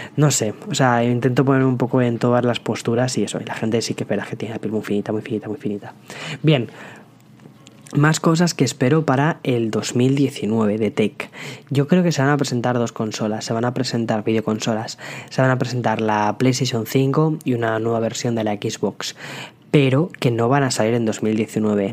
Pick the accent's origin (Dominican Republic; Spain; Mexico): Spain; como buenos españoles